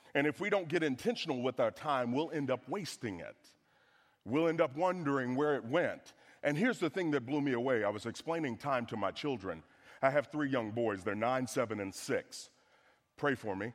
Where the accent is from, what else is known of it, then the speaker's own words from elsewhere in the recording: the South, United States; I'm from the South